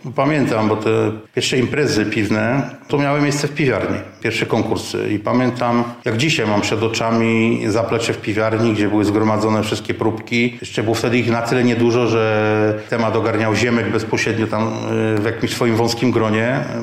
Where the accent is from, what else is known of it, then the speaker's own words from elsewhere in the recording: Żywiec, Silesian Voivodeship, Poland; pochodzę z Żywca